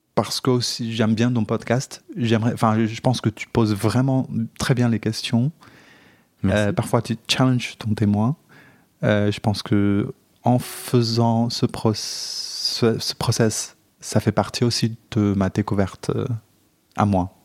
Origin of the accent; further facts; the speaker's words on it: China; now in France; j'ai grandi, enfin, je suis chinois. Euh, donc j'ai grandi dans un pays